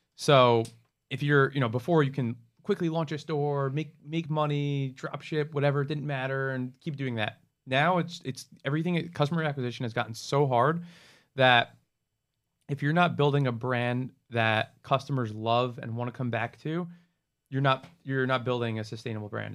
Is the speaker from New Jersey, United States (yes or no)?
yes; New Jersey, United States; moved away as an adult; now in Miami, United States; I was born and raised in New Jersey, went to college in New Jersey, after college stayed in New Jersey.